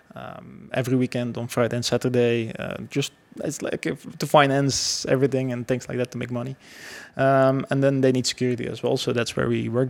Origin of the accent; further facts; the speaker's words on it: Belgium; I grew up actually in Belgium my whole life